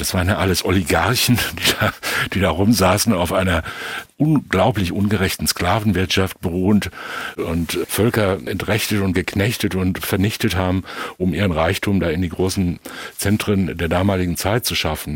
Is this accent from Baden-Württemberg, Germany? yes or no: no; near Enkhausen in the Sauerland, North Rhine-Westphalia, Germany; Das ist nicht weit von meinem Heimatort entfernt